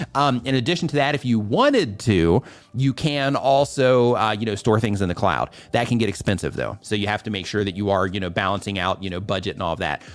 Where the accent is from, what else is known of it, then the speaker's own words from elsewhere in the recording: Midwest, United States; I grew up in the, in the Midwest